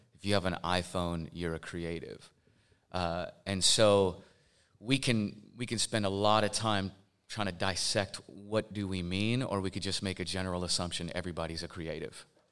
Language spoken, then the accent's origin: English; Portland, Oregon, United States; I am from Portland, Oregon